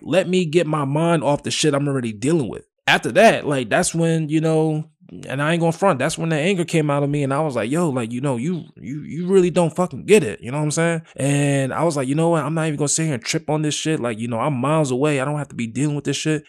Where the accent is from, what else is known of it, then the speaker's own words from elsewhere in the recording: Willowbrook, United States; I'm from Willowbrook